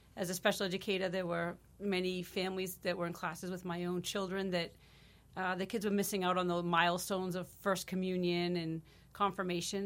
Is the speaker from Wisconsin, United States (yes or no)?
yes; Marshfield, Wisconsin, United States; I grew up in Marshfield, and I'm just proud to be a part of this community